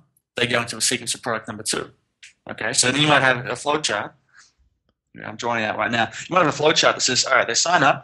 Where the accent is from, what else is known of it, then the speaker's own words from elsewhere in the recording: Sydney, New South Wales, Australia; moved away as an adult; also born or lived in Philippines; now in Thailand; I grew up in Sydney